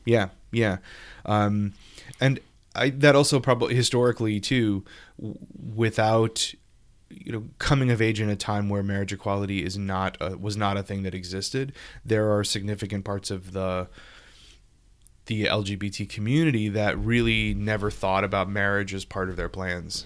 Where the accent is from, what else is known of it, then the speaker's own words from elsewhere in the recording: Louisiana, United States; my home state, Louisiana.